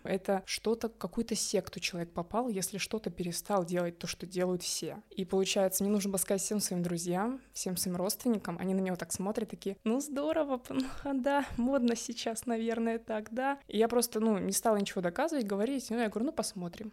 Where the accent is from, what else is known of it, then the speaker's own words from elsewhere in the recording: Bishkek, Kyrgyzstan; moved away; also born or lived in Kaluga, Russia; мы из Киргизии, мы родились в Киргизии, в Бишкеке